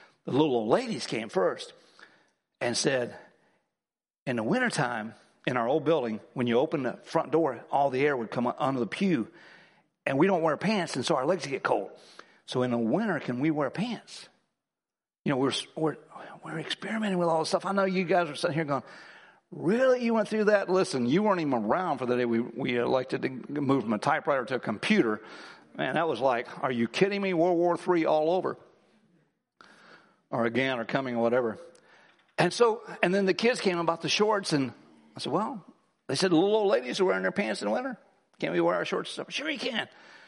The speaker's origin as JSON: {"language": "English", "region": "Ohio", "country": "United States", "said": "He's from New York City and I'm from Ohio."}